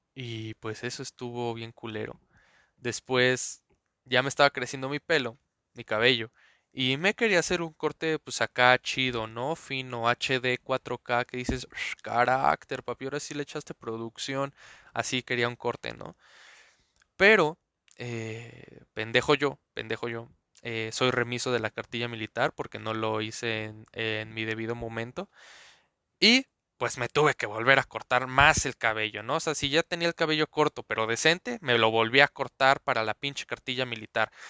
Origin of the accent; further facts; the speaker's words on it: Mexico City, Mexico; nací en Azcapotzalco.